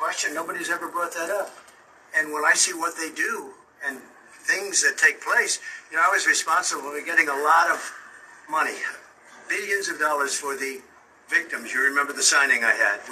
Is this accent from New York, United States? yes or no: yes; New York City, New York, United States; when I was growing up in Brooklyn and Queens